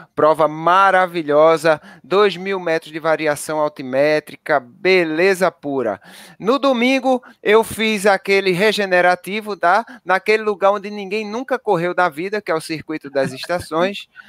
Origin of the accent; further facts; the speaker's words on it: Brazil; nós somos brasileiros